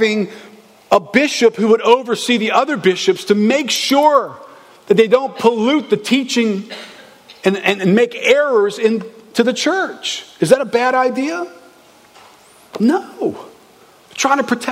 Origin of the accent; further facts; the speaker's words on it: New Orleans, Louisiana, United States; I was raised in New Orleans